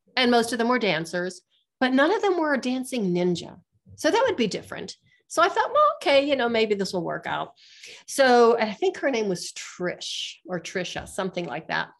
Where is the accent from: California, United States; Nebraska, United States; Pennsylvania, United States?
Pennsylvania, United States; Western; now in Colorado, United States; I'm from Western Pennsylvania